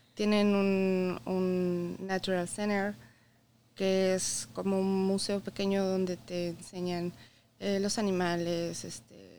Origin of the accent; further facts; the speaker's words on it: Puebla, Mexico; moved away as an adult; now in Michigan, United States; Yo soy de Puebla, Llegamos aquí hace 11 años.